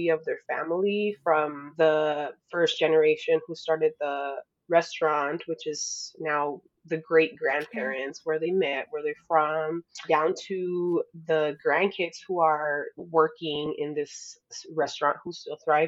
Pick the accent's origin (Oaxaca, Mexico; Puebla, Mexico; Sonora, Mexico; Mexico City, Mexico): Sonora, Mexico; now in Tucson, United States; I was born in Mexico to a family of artisans. So my grandparents had a curiosity shop in Muralist, Sonora, Mexico